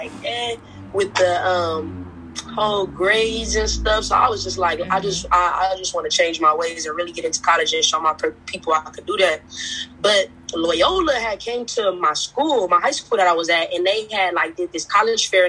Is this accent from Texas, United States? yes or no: no; Los Angeles, California, United States; I'm from Los Angeles, California.